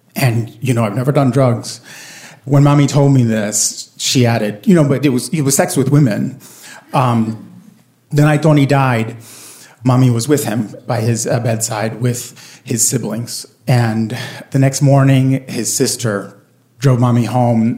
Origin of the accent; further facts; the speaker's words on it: Puerto Rico; I grew up in Puerto Rico, and my parents are both born and raised on the island